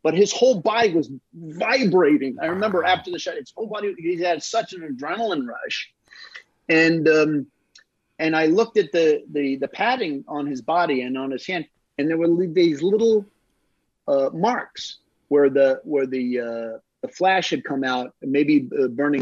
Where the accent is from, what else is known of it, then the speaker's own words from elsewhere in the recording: United States; moved away; I'm originally from the United States